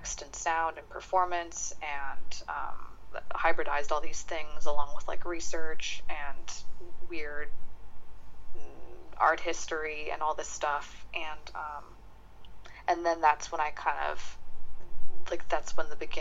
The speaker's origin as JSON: {"language": "English", "town": "San Diego", "region": "California", "country": "United States", "tie": "born or raised there", "said": "I grew up in San Diego, California"}